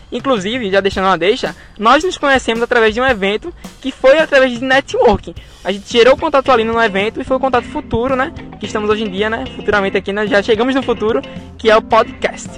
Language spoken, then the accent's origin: Portuguese; Camaragibe, Pernambuco, Brazil; eu de Camaragibe